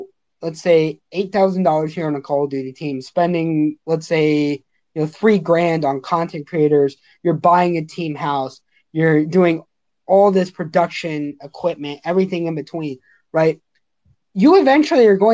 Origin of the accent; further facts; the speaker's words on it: Los Angeles, California, United States; moved away; I'm originally from Los Angeles.